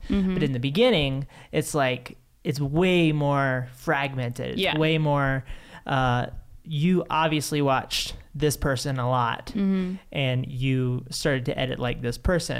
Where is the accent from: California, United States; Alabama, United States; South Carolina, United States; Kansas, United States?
South Carolina, United States; I'm from South Carolina.